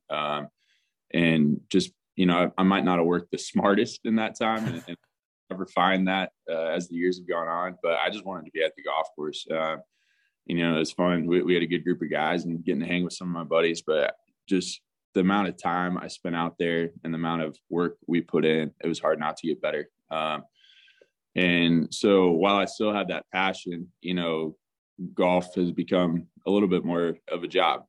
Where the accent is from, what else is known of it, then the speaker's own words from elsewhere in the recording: Tulsa, Oklahoma, United States; my background growing up in Tulsa, Oklahoma